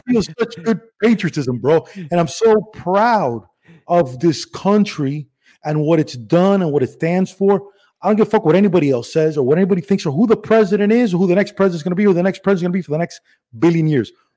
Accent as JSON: {"language": "English", "town": "Miami", "region": "Florida", "country": "United States", "tie": "born or raised there", "also_born_or_lived": "Cuba / Spain", "accent": "regional Miami accent", "said": "I was born in Cuba, but my first birthday was in Spain. And then we moved straight to Miami"}